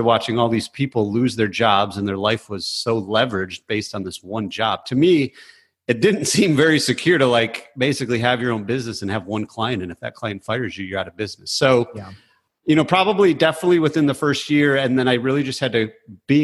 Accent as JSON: {"language": "English", "area": "just south of Flint", "region": "Michigan", "country": "United States", "tie": "born or raised there", "also_born_or_lived": "Detroit, Michigan / Chicago, Illinois", "moved": "as an adult", "lives_now": "Raleigh, United States", "said": "I was born in Detroit, and then we moved up north just south of Flint. So I grew up just south of Flint, like 10 minutes from Flint"}